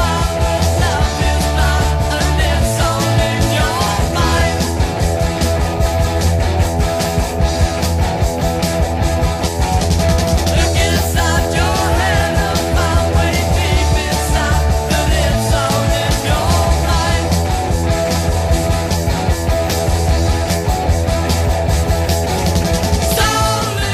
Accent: Newfoundland and Labrador, Canada; we're from Eastern Canada

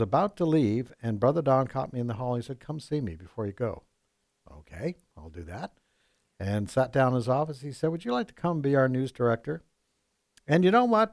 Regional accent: Vancouver, British Columbia, Canada; moved away as an adult; now in United States; I'm from Canada.

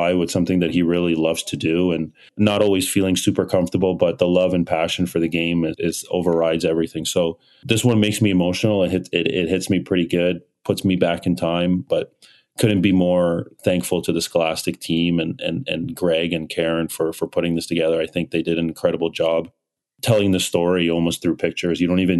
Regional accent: Canada; also born or lived in Nigeria / Kyiv, Ukraine / Toronto, Canada; I was born in Nigeria in 89, and then just before turning 2, I moved to Kyiv, Ukraine in 91, and then stayed in Ukraine till 97 before migrating to Canada, September 97.

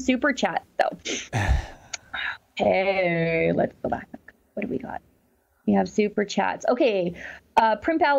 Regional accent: Alberta, Canada; I'm from Alberta

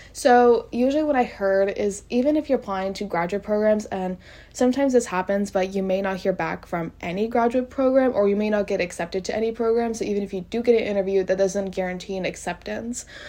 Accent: College Station, Texas, United States; I am from College Station, which is where Texas A&M is

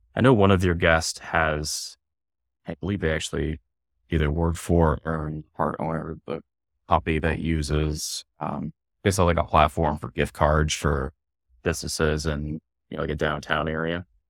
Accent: Columbus, Ohio, United States; moved away as an adult; now in Norwood, Massachusetts, United States; I growing up in Columbus, I'm a big Columbus crew and Columbus Blue Jackets fan

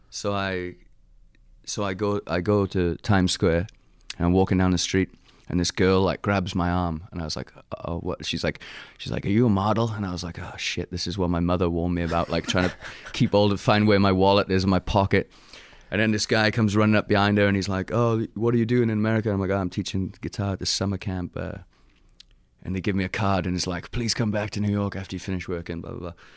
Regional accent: Pentre, Wales, United Kingdom; accent: Welsh; moved away as an adult; now in United States; I'm from Pentra in the Rhondda. Um, I grew up there and went to school in Red Vallon

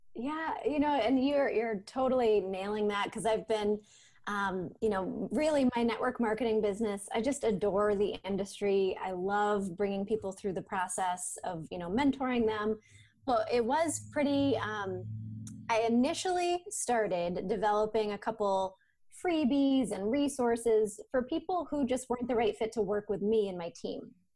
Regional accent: Maine, United States; also born or lived in Portland, Maine; I'm from Maine originally

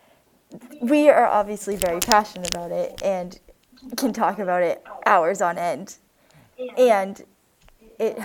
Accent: Massachusetts, United States; also born or lived in Florida; moved to Massachusetts. Both of my parents are from Massachusetts, and they grew up in middle-class towns, and so do I.

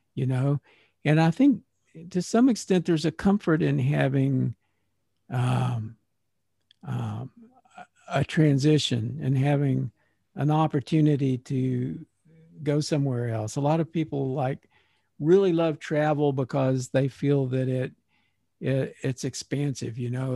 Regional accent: Texas, United States; moved away; I have lived away from Texas, and I have, like, uprooted from my hometown where I had pretty deep roots

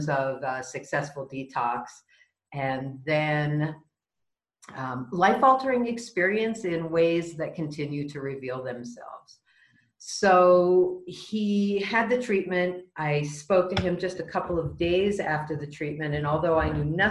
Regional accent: Marin County, California, United States; moved away as an adult; now in Mexico; I was born in California, raised in Marin County, north of sort of a poor kid in a rich county. Grew up there

